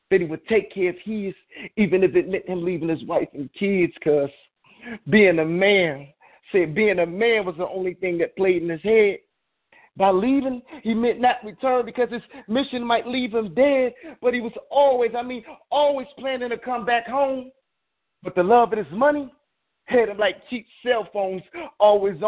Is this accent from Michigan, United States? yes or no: yes; Detroit, Michigan, United States; now in Chicago, United States; from Detroit out here now in Chicago